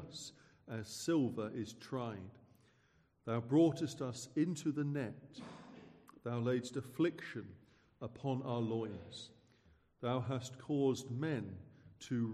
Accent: Suffolk, East of England, United Kingdom; I hail from Suffolk

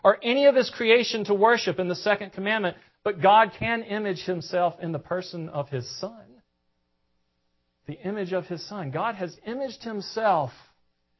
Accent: the South, United States; accent: southern; forgive my southern accent.

